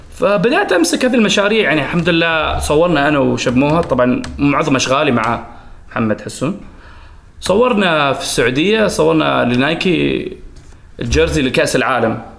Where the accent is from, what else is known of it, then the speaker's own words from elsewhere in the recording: Oman; also born or lived in Saudi Arabia; اثنين وعشرين، طلعت من عمان